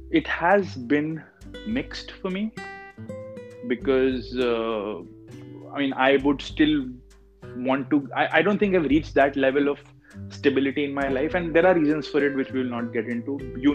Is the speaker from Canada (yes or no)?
no; North India, India; moved away; Okay, we come from North India, so we're still used to a little bit of cold